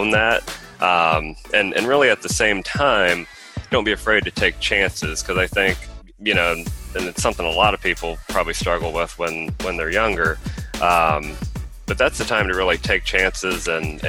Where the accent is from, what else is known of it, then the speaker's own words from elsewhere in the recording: Midwest, United States; moved away as an adult; now in Houston, United States; I'm originally from the Midwest and have been down in Houston for about a year